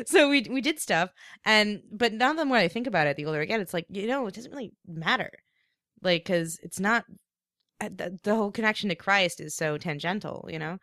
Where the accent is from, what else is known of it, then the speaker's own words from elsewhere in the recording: East Coast, United States; moved away; … and I grew up in the same town